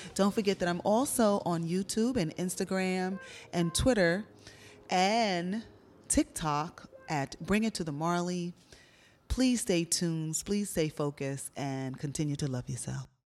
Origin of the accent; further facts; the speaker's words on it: New York City, New York, United States; Growing up in Brooklyn, New York